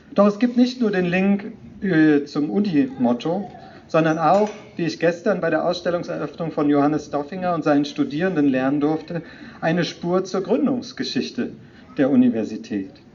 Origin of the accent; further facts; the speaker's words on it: Rhineland, Germany; now in Klagenfurt, Austria; das freut mich als Rheinländer